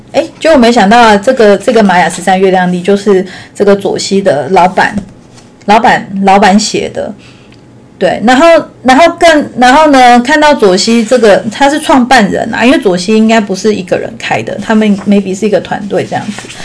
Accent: Taichung, Taiwan; 因为我是台中人嘛

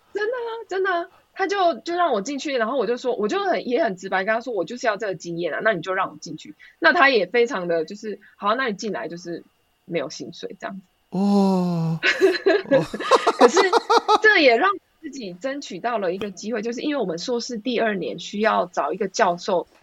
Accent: Taiwan; moved away as an adult; now in Sweden; 我从台湾来嘛，我完全没有国外的经验

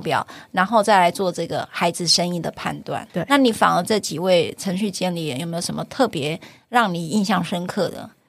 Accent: Taiwan; 我们台湾人

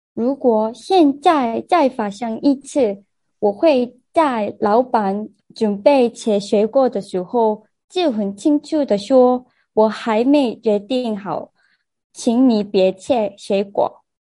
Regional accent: South Korea; Chinese is a second language; 我是在台湾I T公司工作的韩国人

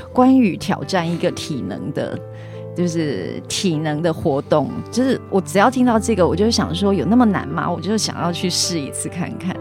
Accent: Chiayi County, Taiwan; 我是嘉义人。 是。然后新港离我家很近

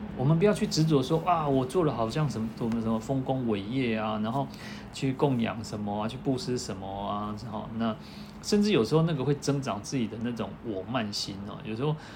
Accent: Taiwan; 我们台湾人哦

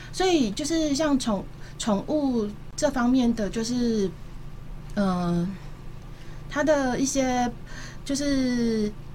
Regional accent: Taipei, Taiwan; moved away as an adult; also born or lived in Changhua; now in Kaohsiung, Taiwan; 我本身不是高雄人，然后我是在台北出生长大，然后中间有一段求学时间，因为户籍在彰化，所以又回到彰化

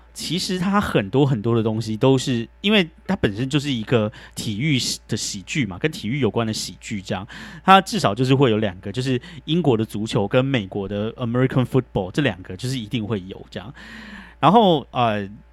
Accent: Taiwan; moved away as an adult; now in United States; 像我这种就是从台湾来的

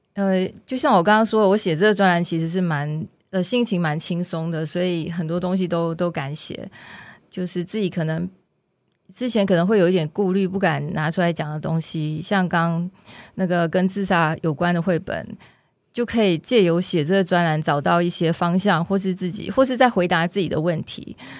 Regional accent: Malaysia; now in Taiwan; 因为我的故乡是，我故乡不在台湾嘛，我故乡是马来西亚

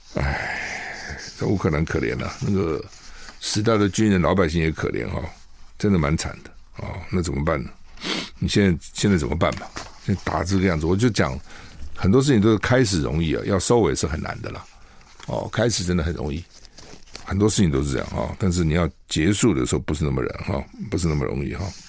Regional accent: Taiwan; 一个墨西哥城跟我们台湾人一样多啊

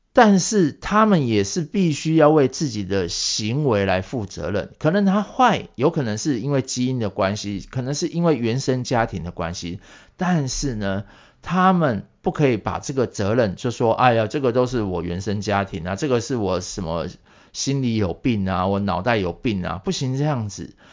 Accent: Taiwan; 我们台湾人

